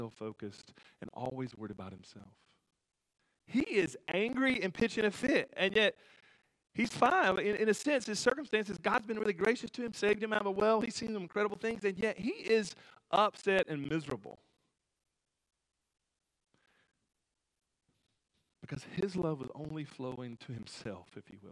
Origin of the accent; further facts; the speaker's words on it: United States; I grew up on the Tennessee River